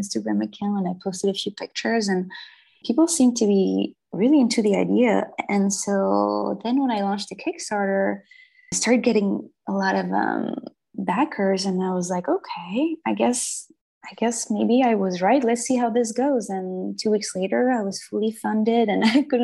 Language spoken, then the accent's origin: English; Brittany, France; English is a second language; moved away as an adult; also born or lived in Paris / Berlin / Joshua Tree; now in United States; I was born in Brittany, France. That's in the northwest of France. So I come from a very I grew up in a medieval town